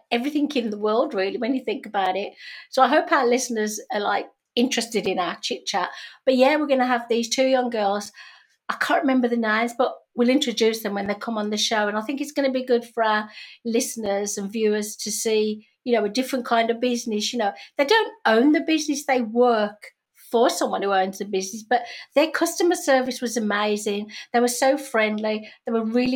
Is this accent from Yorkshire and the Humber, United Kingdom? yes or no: no; Birmingham, West Midlands, United Kingdom; moved away; in England, in Birmingham, my hometown